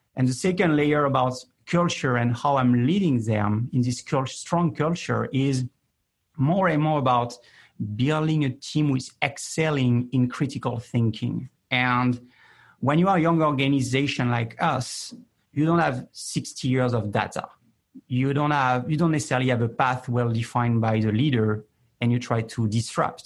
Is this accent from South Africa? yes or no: no; France; I'm more from the east of New York, which is France